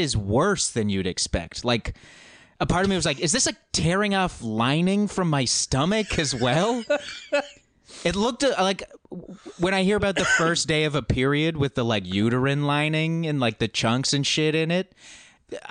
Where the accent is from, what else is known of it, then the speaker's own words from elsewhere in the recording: Alberta, Canada; moved away as an adult; I haven't lived there for 10 years, but growing up in Alberta